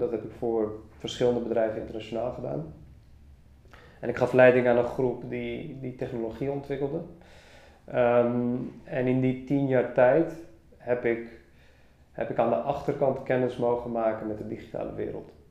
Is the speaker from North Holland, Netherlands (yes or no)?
yes; Amsterdam, North Holland, Netherlands; Ik ben opgegroeid in Amsterdam